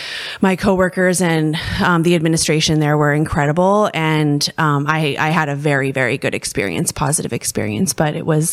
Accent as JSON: {"language": "English", "town": "Columbus", "country": "United States", "tie": "born or raised there", "also_born_or_lived": "Stockholm, Sweden", "said": "I grew up here in Columbus. I went to Parkside and then Northside and North, but actually only for 2 years. So in high school, my family had the opportunity to move to Sweden."}